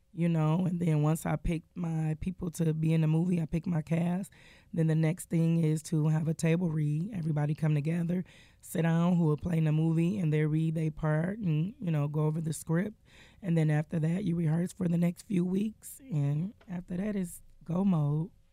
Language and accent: English; Detroit, Michigan, United States; I am born and raised in Detroit, Michigan.